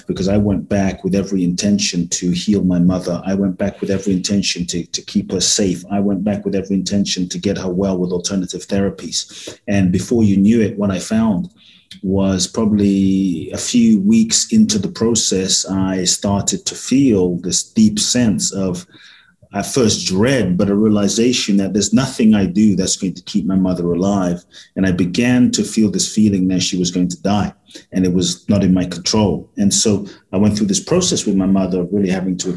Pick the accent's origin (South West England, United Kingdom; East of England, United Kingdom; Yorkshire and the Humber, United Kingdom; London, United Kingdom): London, United Kingdom; born or raised there; also born or lived in Ghana